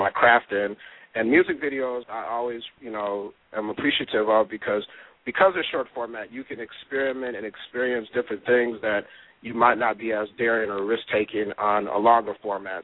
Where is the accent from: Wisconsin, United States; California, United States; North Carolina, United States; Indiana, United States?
Wisconsin, United States; Milwaukee; moved away as an adult; also born or lived in Atlanta / Los Angeles; I'm definitely born and raised, product of Milwaukee and Wisconsin